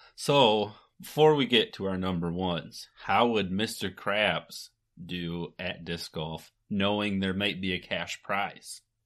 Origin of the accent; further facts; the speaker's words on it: Michigan, United States; We're both from Michigan